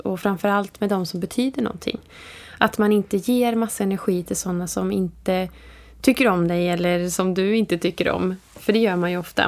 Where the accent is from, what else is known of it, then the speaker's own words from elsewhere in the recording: Vara, Västra Götaland, Sweden; jag är från Vara och det är en liten